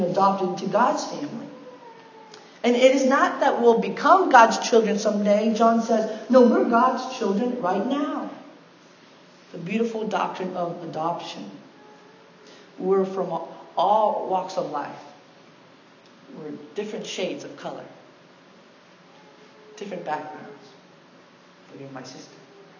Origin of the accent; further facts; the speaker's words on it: United States; I had one foot in the Korean culture and one foot in the American culture